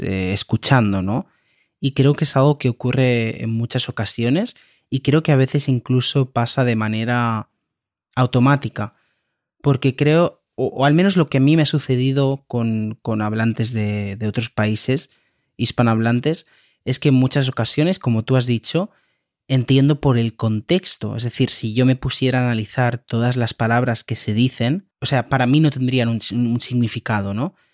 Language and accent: Spanish; Spain; yo soy de España